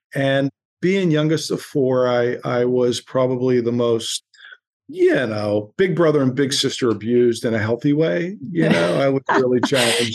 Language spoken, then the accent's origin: English; Boardman, Ohio, United States; moved away as an adult; also born or lived in Homestead, Pittsburgh, Pennsylvania / New York City; now in Ojai, United States; boardman ohio which is a suburb of youngstown ohio real mm-hmm. blue collar kind of roots